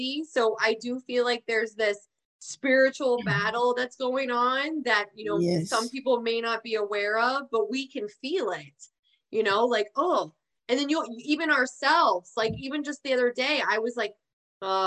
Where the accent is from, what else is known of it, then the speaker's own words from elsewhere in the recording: Georgia, United States; accent: Georgia; I'm from Georgia. You want me to whip into my Georgia accent